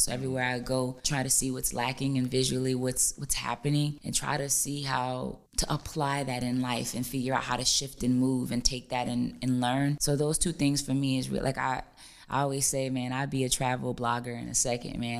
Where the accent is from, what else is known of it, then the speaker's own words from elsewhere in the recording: New Orleans, Louisiana, United States; I'm from New Orleans